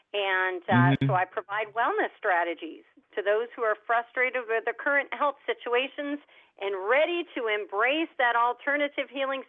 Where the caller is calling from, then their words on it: Orlando, Florida, United States; I'm calling from sunny Orlando, Florida.